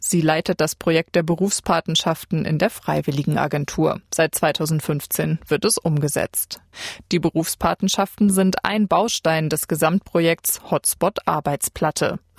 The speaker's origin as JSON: {"language": "German", "country": "India", "second_language": "German", "moved": "as an adult", "lives_now": "Germany", "said": "ich komme aus Indien."}